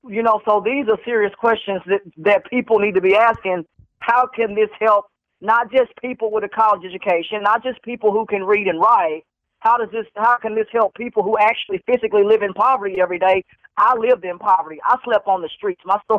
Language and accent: English; Waxahachie, Texas, United States; now in Fort Worth, United States; I actually grew up, sir, in Waxahachie.